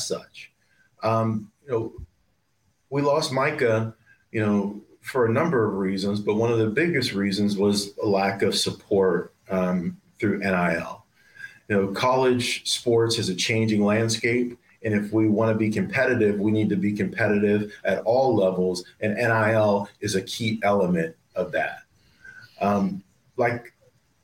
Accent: McKeesport, Pennsylvania, United States; Penn State Greater Allegheny, which is in my hometown of McKeesport, PA.

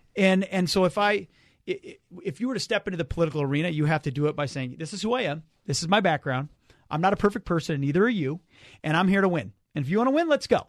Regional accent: Minnesota, United States; I moved back to Minnesota, which is my home state

